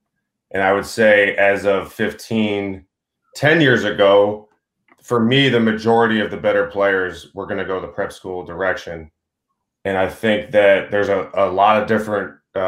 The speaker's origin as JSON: {"language": "English", "area": "Boston suburbs", "region": "Massachusetts", "country": "United States", "tie": "born or raised there", "moved": "yes", "lives_now": "Vermont, United States", "said": "I grew up in the Boston suburbs"}